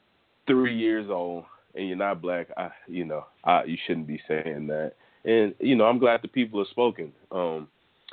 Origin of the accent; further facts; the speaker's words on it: Texas, United States; I'm from Texas